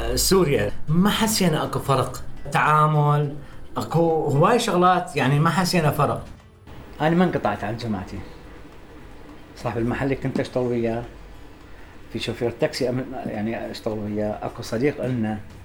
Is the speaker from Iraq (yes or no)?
yes; Iraq; moved away as an adult; also born or lived in Syria; now in Jordan; احنا طالعين من العراق